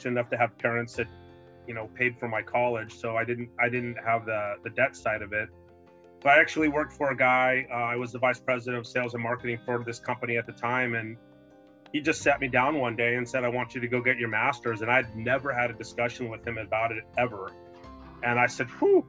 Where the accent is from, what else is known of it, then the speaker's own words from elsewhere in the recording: El Paso, Texas, United States; now in San Francisco Bay Area, United States; I grew up in El Paso